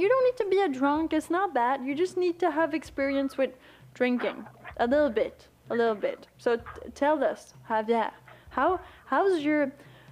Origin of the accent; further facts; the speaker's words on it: Quebec, Canada; moved away; I come from Quebec